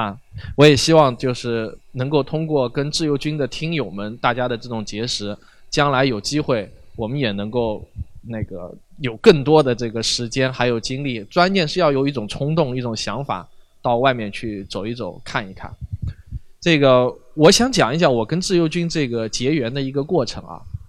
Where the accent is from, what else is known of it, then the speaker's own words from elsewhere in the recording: China; 我们在国内这样子成长起来的话